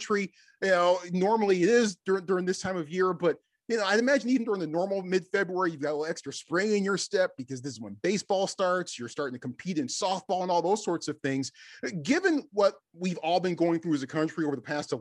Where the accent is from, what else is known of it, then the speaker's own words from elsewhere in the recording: Oklahoma City, Oklahoma, United States; my hometown, Oklahoma City